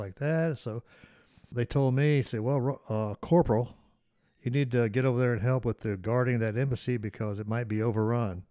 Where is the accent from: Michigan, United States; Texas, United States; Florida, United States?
Florida, United States; Ocala; also born or lived in Tennessee; I still consider Ocala my hometown because, you know, I grew up there